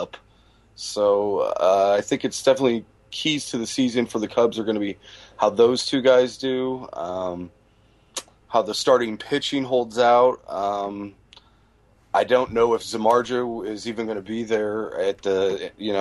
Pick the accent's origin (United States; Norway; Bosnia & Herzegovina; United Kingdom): United States; Midwest; born and raised in the Midwest